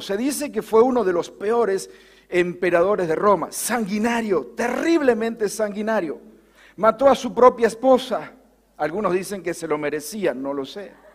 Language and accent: Spanish; Bordenave, Buenos Aires Province, Argentina; born or raised there; moved away